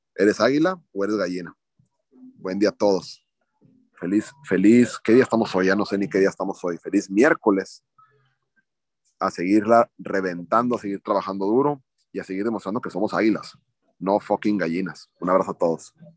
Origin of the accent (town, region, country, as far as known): Mexico